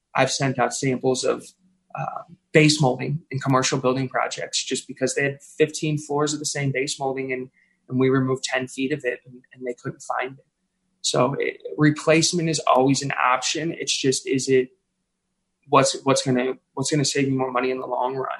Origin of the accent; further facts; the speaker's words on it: St. Louis, Missouri, United States; I was born and raised in South St. Louis.